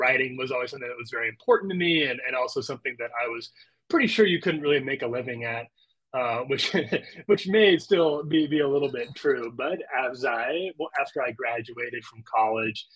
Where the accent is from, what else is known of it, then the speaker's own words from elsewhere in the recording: Lincoln, Nebraska, United States; moved away as an adult; also born or lived in Chicago / Orlando, Florida; back to Lincoln, Nebraska, my hometown